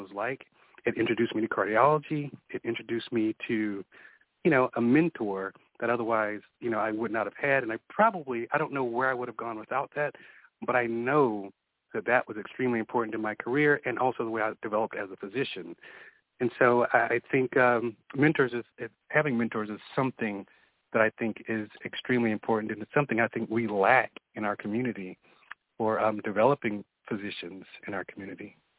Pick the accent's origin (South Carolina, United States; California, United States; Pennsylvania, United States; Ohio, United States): South Carolina, United States; moved away as an adult; also born or lived in Georgia / Minnesota / Tampa, Florida; now in Victoria, Texas, United States; I'm originally from South Carolina